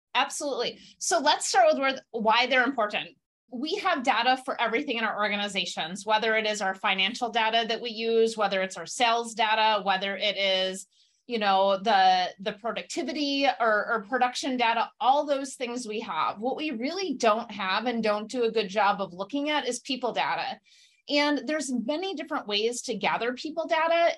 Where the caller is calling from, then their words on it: Beloit, Wisconsin, United States; I'm calling in from Wisconsin. I'm in a little town called Beloit between Madison and Chicago